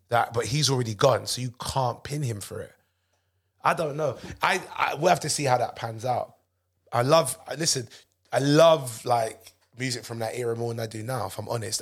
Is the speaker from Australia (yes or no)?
no; United Kingdom; I'm British.